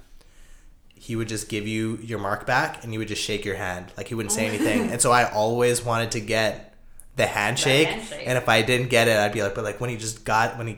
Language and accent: English; Calgary, Alberta, Canada; now in Toronto, Canada; I'm from Calgary, and I spent the last, you know, couple of years in Toronto